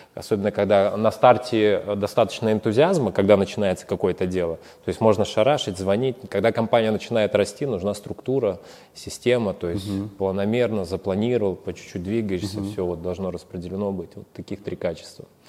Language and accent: Russian; Siberia, Russia; moved away; мы из Сибири